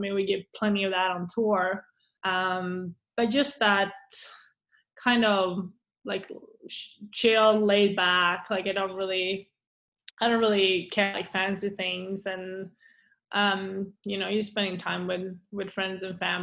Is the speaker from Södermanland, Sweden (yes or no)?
yes; Eskilstuna, Södermanland, Sweden; English is a second language; moved away as an adult; also born or lived in Lake Nona, Florida; now in Scottsdale, United States; my town, Eskilstuna